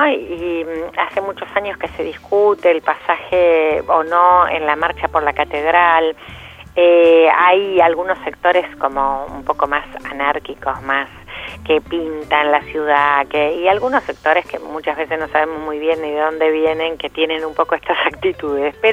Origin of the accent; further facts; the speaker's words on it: La Plata, Buenos Aires Province, Argentina; Yo además soy platense